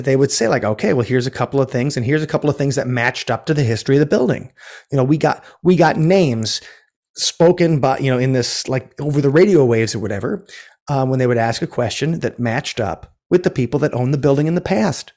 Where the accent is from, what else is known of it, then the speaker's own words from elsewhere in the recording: Milwaukee, Wisconsin, United States; also born or lived in Minneapolis; now in Madison, United States; I grew up in the Mil-, near Milwaukee